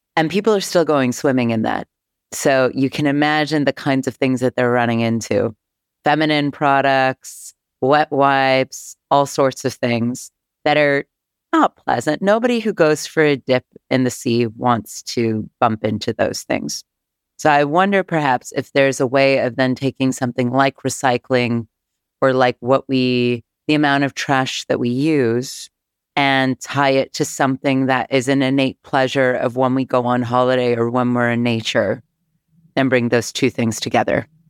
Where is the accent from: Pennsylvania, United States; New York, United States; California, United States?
California, United States; Northern; growing up in Northern California